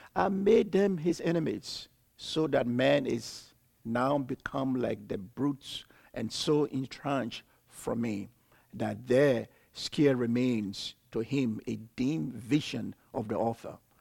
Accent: Liberia; moved away as an adult; also born or lived in Ivory Coast; I'm from Liberia.

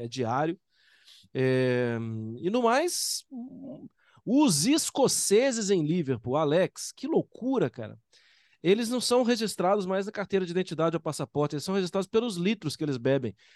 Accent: Brazil; eu sou brasileiro

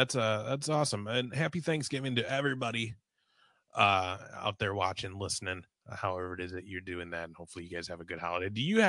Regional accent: Minnesota, United States; also born or lived in Manhattan, New York; So my family's from New York. I was born in Manhattan. It's just we moved to Minnesota when I was like three.

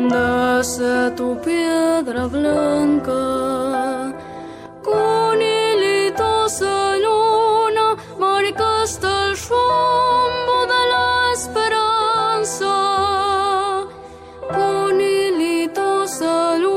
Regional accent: Catamarca, Argentina; Hola, soy … de Argentina, Catamarca, Departamento Frema Martescu.

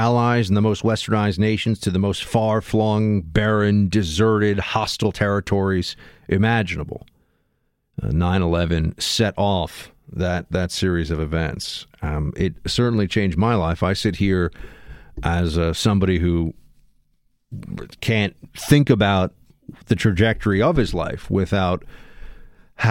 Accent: New York City, New York, United States; a kid growing up in New York

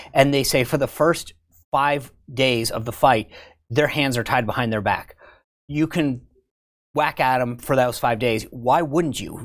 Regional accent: Rhode Island, United States; moved away; I'm from Rhode Island

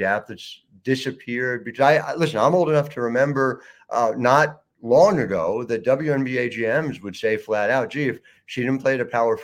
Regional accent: just outside of Philadelphia, Pennsylvania, United States; I grew up just outside of Philly

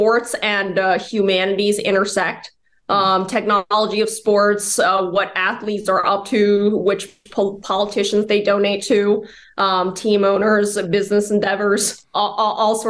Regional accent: Bay Area, California, United States; now in New York, United States; I'm from the Bay Area in California. I'm from the Bay Area

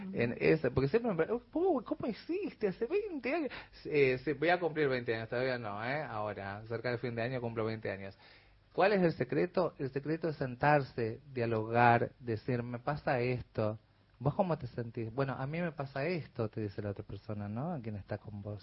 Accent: Corrientes, Argentina; moved away as an adult; now in Buenos Aires, Argentina; Yo soy nacida acá en Buenos Aires, pero a mi muy temprana edad me fui a vivir a Corrientes, o sea que soy más correntina que yacaré

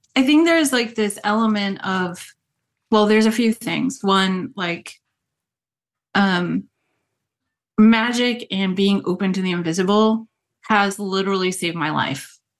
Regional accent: Rhode Island, United States; moved away; also born or lived in New York; growing up in New England, I grew up in Rhode Island

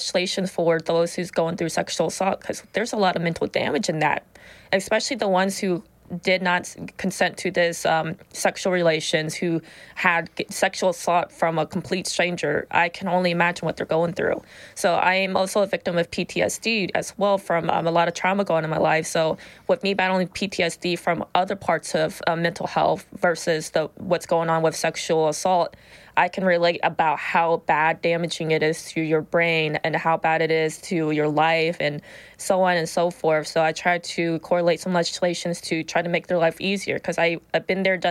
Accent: Whitehall, Ohio, United States; I was born and raised in Whitehall

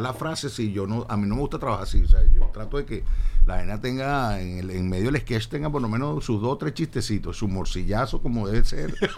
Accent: Caracas, Capital District, Venezuela; yo nací en Caracas, creo en Caracas, hablo de tú

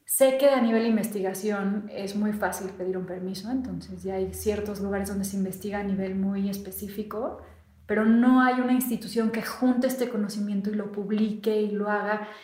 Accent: Mexico

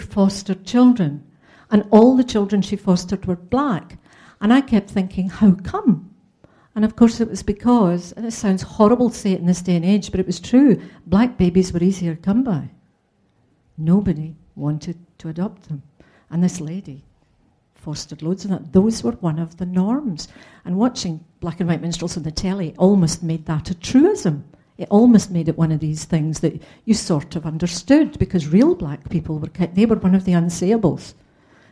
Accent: Scotland, United Kingdom; now in London, United Kingdom; I'm a Scot alone in London

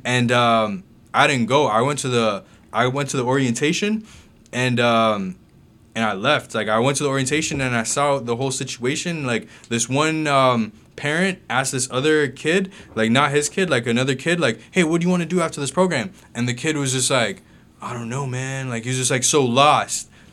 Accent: Mississauga, Ontario, Canada; also born or lived in Jamaica / Kingston, Jamaica; I grew up in Mississauga, um, I was born in Jamaica, though.

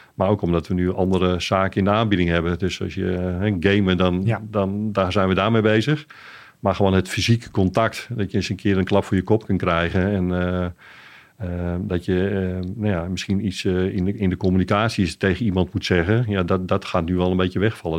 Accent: Amsterdam, North Holland, Netherlands; van origine ben ik een Amsterdammer

